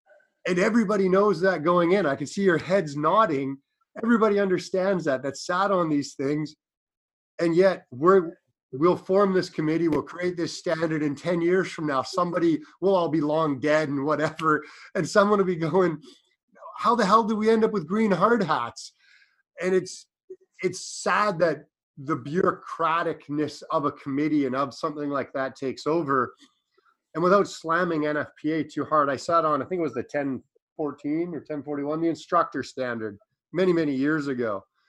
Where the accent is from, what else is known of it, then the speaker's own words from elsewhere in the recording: Ontario, Canada; now in British Columbia, Canada; I work in BC. I'm up from Ontario.